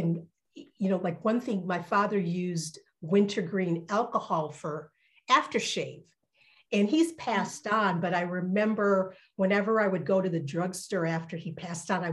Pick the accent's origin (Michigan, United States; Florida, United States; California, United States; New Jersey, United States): Michigan, United States; Detroit; also born or lived in Alabama / West Virginia; grew up primarily in Detroit